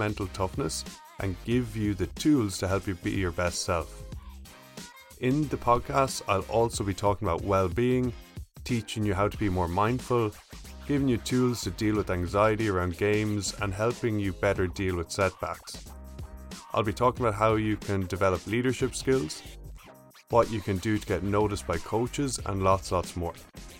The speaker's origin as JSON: {"language": "English", "country": "Ireland", "tie": "born or raised there", "moved": "as an adult", "lives_now": "United States", "said": "I grew up in Ireland, as you can probably tell, and I pronounce my name …, but when I moved to the States in 2016"}